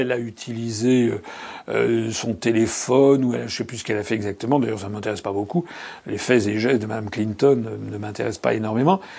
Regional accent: France; nous sommes français

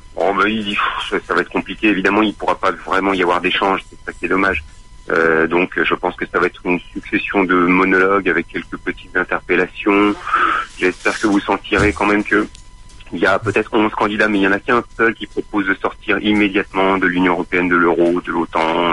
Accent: France; nous, en tant que Français

